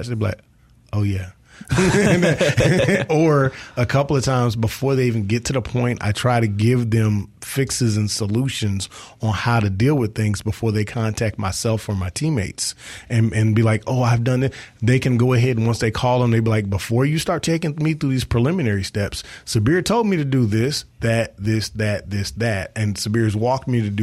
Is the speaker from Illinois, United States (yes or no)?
no; South Mississippi, United States; I'm from South Mississippi, and we used to work with the kids in our community a lot